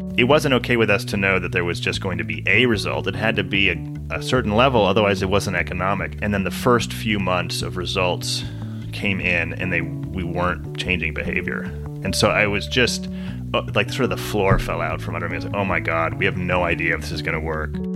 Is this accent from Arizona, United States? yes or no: no; San Diego, California, United States; also born or lived in Washington; I grew up mostly in San Diego